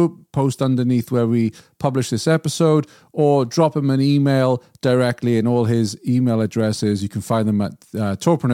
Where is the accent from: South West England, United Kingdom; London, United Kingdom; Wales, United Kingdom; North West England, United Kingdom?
Wales, United Kingdom; Swansea; We grew up together in Swansea